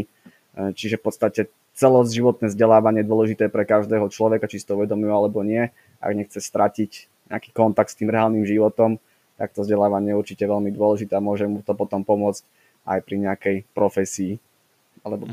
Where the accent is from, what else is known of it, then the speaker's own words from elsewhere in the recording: Zvolen, Banská Bystrica Region, Slovakia; som zo zvolená